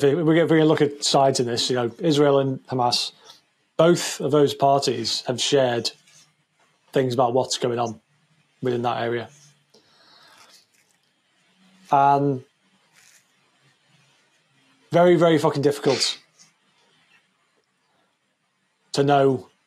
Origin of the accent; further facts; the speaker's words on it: United Kingdom; the British people